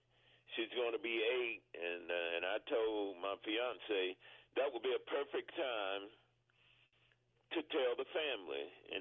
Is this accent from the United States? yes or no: yes; Texas, United States; I'm from Texas.